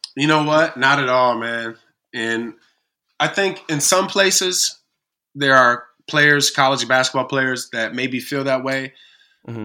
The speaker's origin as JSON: {"language": "English", "town": "Kalamazoo", "region": "Michigan", "country": "United States", "tie": "born or raised there", "said": "here in my hometown of Kalamazoo"}